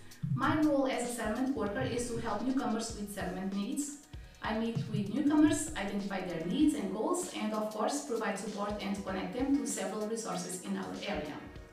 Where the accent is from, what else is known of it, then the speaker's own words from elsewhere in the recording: Portugal; moved away; I came from Portugal 5 years ago as a permanent resident.